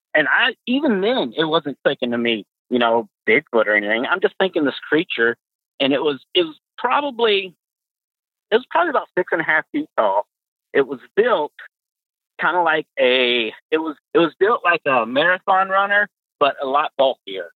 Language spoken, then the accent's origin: English; Pasadena, Texas, United States; moved away as an adult; now in Fort Wayne, United States; I'm from Texas. I was born and raised in Texas, um, specifically Pasadena.